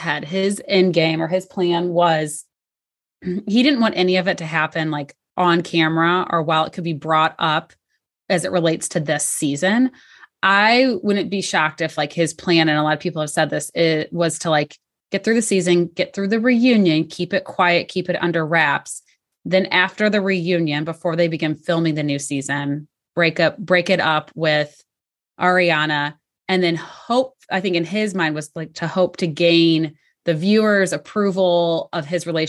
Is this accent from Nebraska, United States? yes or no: no; St. Louis, Missouri, United States; Which is also my hometown and where I live. So it's funny. I'm shocked they didn't get caught only because St. Louis is like that classic, like big small town.